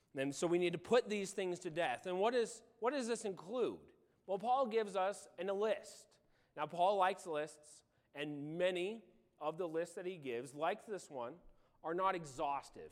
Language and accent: English; Illinois, United States; moved away; I grew up in Illinois on a farm